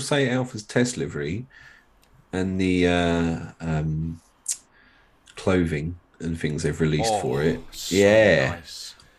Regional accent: United Kingdom; I'm British

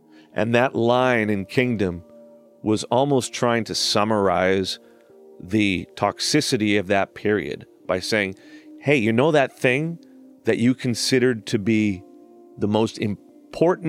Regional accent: Surrey, British Columbia, Canada; I was raised in a part of British Columbia called Surrey

